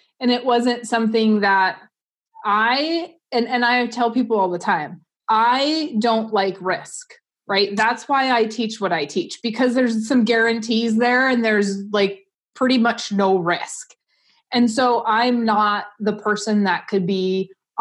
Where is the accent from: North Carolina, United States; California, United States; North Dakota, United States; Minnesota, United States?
North Dakota, United States; Southwest; I grew up in Southwest North Dakota